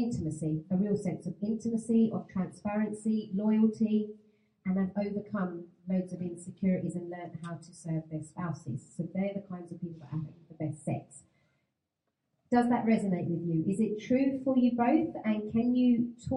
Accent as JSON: {"language": "English", "region": "London", "country": "United Kingdom", "said": "we're from South London"}